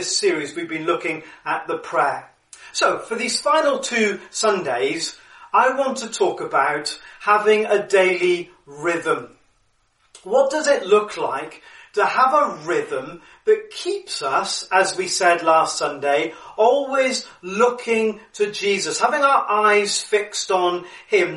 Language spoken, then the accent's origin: English; Cardiff, Wales, United Kingdom; just down the road from where I lived growing up in Cardiff, Roath Park Lake